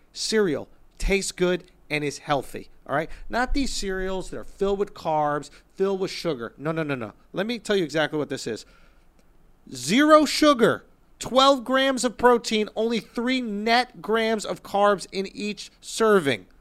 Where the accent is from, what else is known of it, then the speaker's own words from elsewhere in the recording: New York City, New York, United States; I grew up in Manhattan